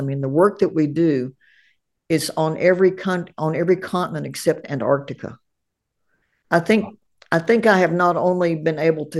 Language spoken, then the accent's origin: English; Appalachia, United States; I grew up in Appalachia. We feel good. We feel bad. That's it.